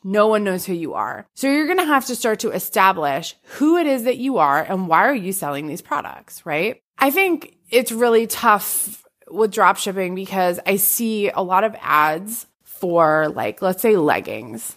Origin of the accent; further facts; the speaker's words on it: Massachusetts, United States; I'm from Massachusetts